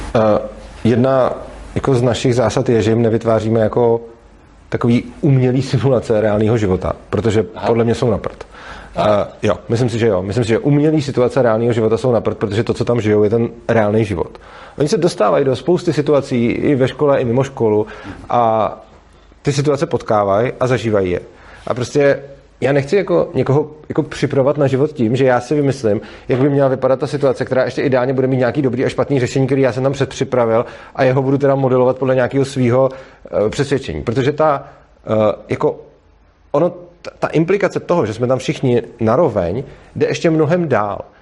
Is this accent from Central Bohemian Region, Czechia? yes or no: no; Prague, Czechia; jsem z Prahy a dojíždím vlastně do Brna